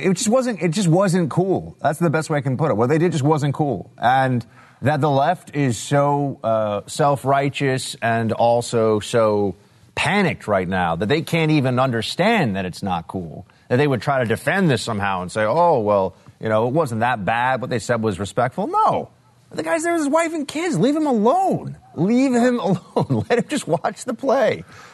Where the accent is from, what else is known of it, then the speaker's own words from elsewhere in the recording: New York, United States; but as a New Yorker, I can tell you there are plenty of places where you actually don't have